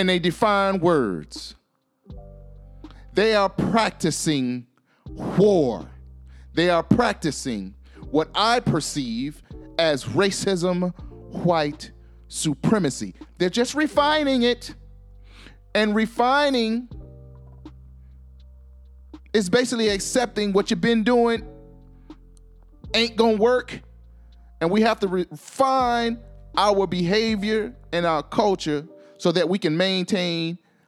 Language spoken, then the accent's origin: English; Florida, United States; my home state of Florida